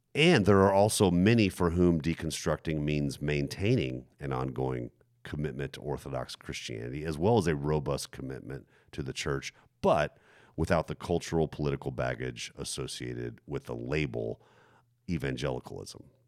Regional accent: Germany; moved away; the church, that I grew up in, for example, in Germany

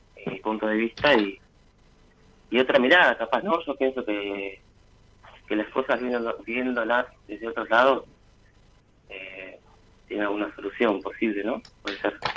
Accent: San Carlos de Bolívar, Buenos Aires Province, Argentina; De Bolívar, de San Carlos de Bolívar.

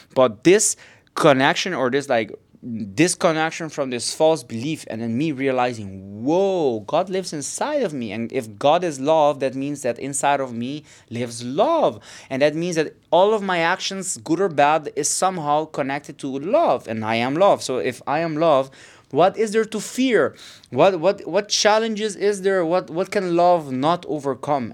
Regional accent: Aruba; now in Barcelona, Spain; I'm from Aruba

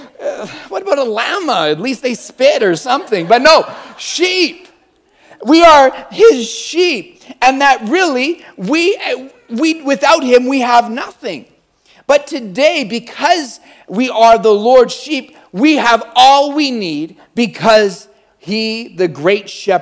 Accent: Calgary, Alberta, Canada; I'm from Calgary.

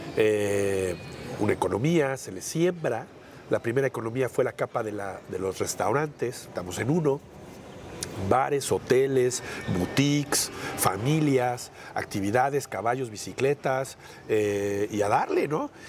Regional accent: Cholula, Puebla, Mexico; a Cholula, de donde soy

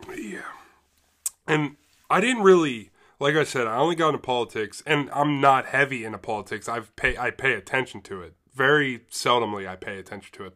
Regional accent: Middletown, Pennsylvania, United States; I grew up in Middletown, Pennsylvania

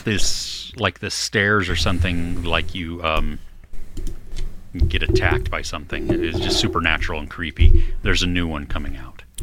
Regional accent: California, United States; I'm totally Californian.

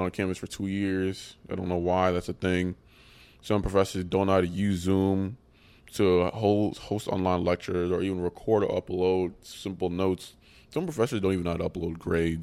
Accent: Ghana; now in United States; I'm from Ghana, it's a country in West Africa

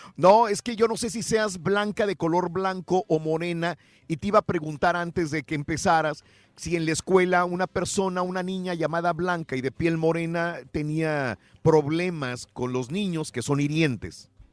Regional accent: Mexico; first language Spanish; now in United States; mi México querido

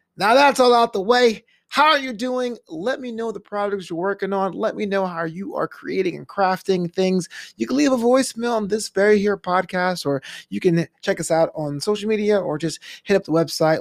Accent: United States; first generation American with immigrant parents

